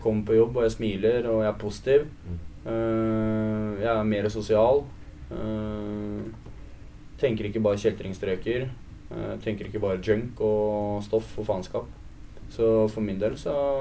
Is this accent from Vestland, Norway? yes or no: no; Vestby, Akershus, Norway; jeg er oppvokst i Vestby